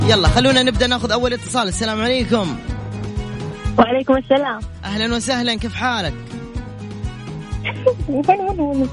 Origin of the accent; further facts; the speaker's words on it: Jeddah, Makkah Province, Saudi Arabia; now in Jazan, Saudi Arabia; انا من جده بس حاليا بجازان